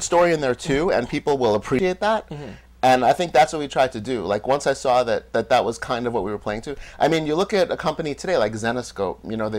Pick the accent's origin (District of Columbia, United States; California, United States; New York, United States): New York, United States; New York City; I was born in New York City with loving parents.